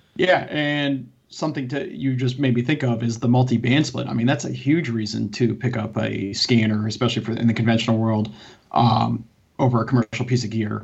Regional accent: Connecticut, United States; my local town where I grew up in Connecticut

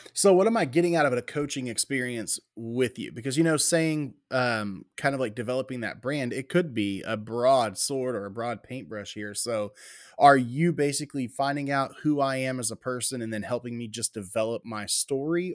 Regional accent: Waller, Texas, United States; also born or lived in Houston, Texas; I was born in Houston, Texas, raised in Waller, Texas

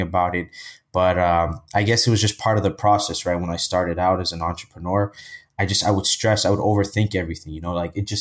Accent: Ethiopia; now in Toronto, Canada; I was born in Canada, Toronto, Canada. And my parents, you know, they were together and they would work every single day. And they always wanted to go back where they were from to start a business, right? So I think at age six, I moved back to the motherland, which is Ethiopia, which is in East Africa. And, you know, I lived there most of my life

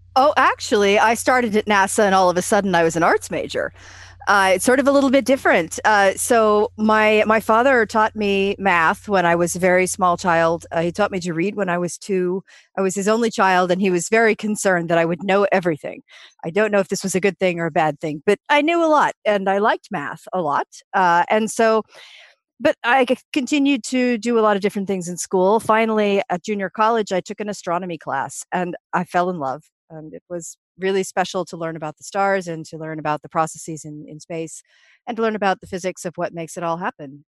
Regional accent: United States; being an American

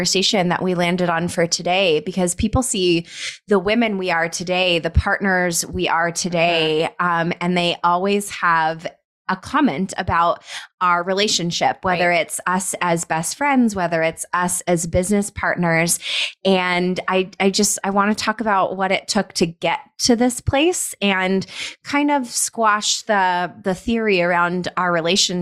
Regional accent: Colorado, United States; now in Scottsdale, United States; we're both from Colorado. We grew up probably 45 minutes away from one another

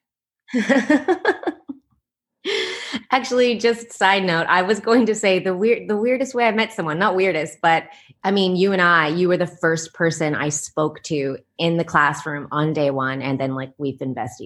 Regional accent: Canada; moved away as an adult; also born or lived in New York, United States / Netherlands; now in Taipei, Taiwan; I'm from Canada, but I've lived in Europe and I'm living, I'm in Taiwan right now

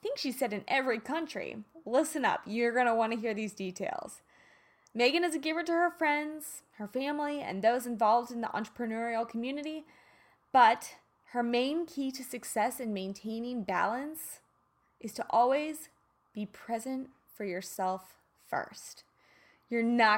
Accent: Kansas, United States; I'm from Kansas.

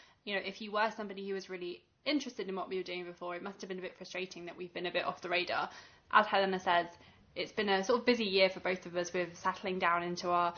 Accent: Kent, South East England, United Kingdom; moved away as an adult; also born or lived in Edinburgh; now in London, United Kingdom; I'm from Kent

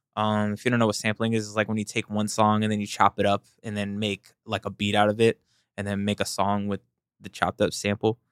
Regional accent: the South, United States; when I grew up, I'm from the South

